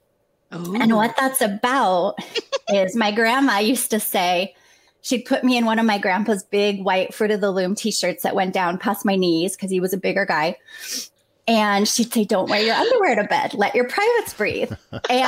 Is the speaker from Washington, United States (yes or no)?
yes; Kent, Washington, United States; moved away as an adult; now in Minnesota, United States; I grew up in Kent, Washington